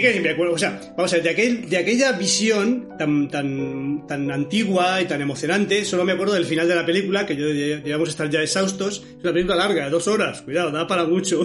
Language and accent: Spanish; Madrid, Community of Madrid, Spain; also born or lived in Moratalaz, Madrid; Yo soy de Carabanchel, pero vivía en otro barrio, da igual, en Moratalaz